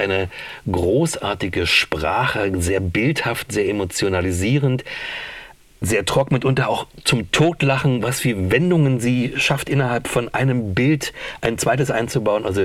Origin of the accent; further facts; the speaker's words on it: Berlin, Germany; Aber es war so ein Genuss, die eine zu hören als Berlinerin